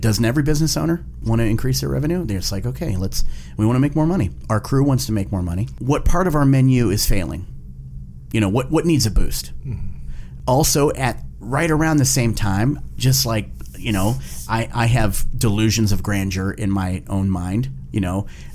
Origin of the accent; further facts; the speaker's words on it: grew up in the Valley, Ohio, United States; an Ohio-born chef, owner of a restaurant